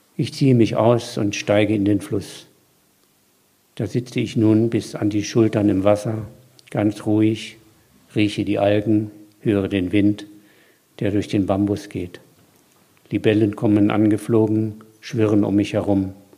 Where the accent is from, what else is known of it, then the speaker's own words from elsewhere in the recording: Mecklenburg-Vorpommern, Germany; ich bin ja Mecklenburger